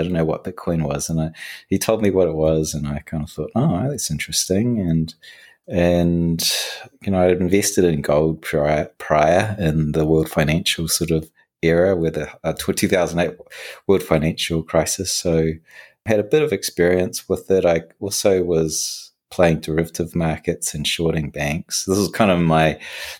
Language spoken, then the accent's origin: English; New Zealand; moved away; I was raised in New Zealand